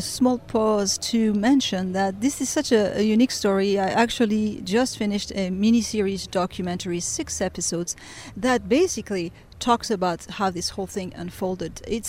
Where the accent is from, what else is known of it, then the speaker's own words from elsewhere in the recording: Beirut, Beirut Governorate, Lebanon; also born or lived in France; I was born in France. And I was raised in Beirut. My father worked for the French embassy, so we moved to Lebanon. My mother's actually Lebanese, so I'm half Middle Eastern, I guess.